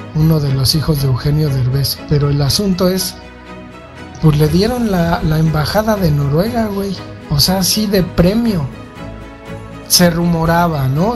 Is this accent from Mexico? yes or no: yes; Mexico City, Mexico; yo crecí en la Valle Gómez, en la pinche calle Mapimí llena de putos rateros